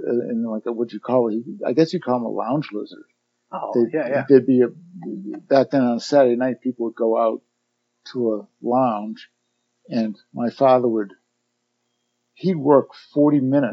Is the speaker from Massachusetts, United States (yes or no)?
yes; Boston, Massachusetts, United States; also born or lived in Reading, Massachusetts; I grew up in Boston.